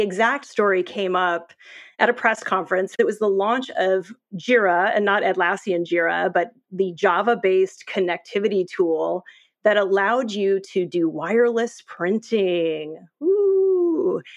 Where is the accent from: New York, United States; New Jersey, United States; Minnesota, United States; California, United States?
New York, United States; I'm a New Yorker